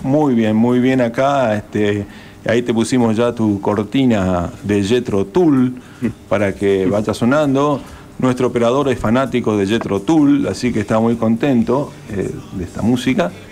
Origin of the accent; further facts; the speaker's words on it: Corrientes, Argentina; moved away; yo soy correntino, allá en las profundidades de mi adolescencia